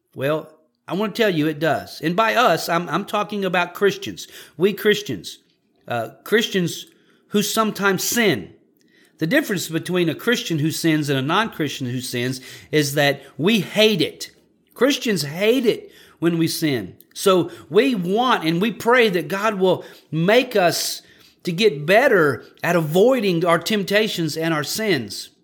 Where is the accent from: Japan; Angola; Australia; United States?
United States; Louisiana; I'm from Louisiana